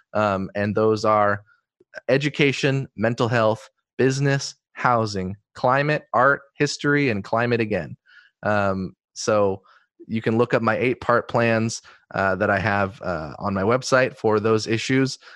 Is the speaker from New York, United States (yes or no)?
no; Eugene, Oregon, United States; growing up in Eugene with my family